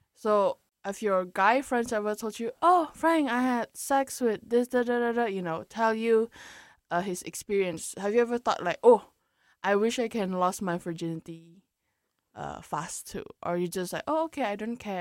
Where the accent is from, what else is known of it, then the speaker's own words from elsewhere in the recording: Indonesia; coming from Indo, like because I'm from Indonesia